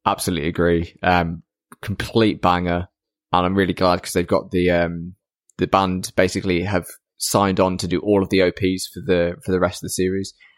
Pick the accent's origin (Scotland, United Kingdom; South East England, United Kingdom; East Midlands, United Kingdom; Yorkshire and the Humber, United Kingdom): East Midlands, United Kingdom; Lincoln